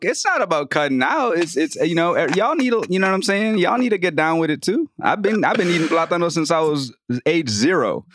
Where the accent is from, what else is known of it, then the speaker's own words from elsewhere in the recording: New Orleans, Louisiana, United States; I grew up in Louisiana, man. I grew up in New Orleans.